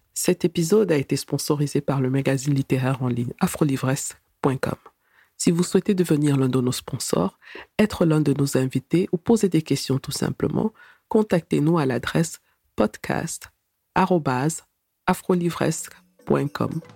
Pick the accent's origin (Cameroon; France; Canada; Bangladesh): Cameroon; moved away as an adult; also born or lived in Germany; Je suis née et j'ai grandi au Cameroun, que je quitte à l'âge de 19 ans